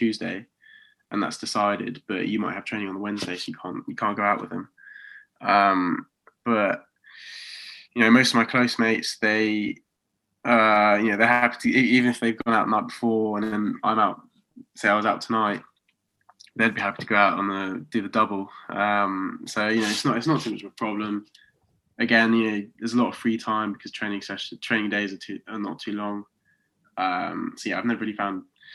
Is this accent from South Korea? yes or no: no; Oxford, South East England, United Kingdom; moved away as an adult; now in Coventry, United Kingdom; I'm from Oxford, but I'm living in Coventry.